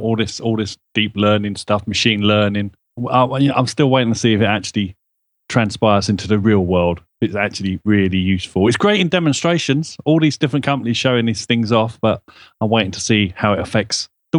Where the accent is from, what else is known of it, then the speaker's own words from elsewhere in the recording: London, United Kingdom; accent: Cockney; I'm a Cockney, I drop my H's everywhere.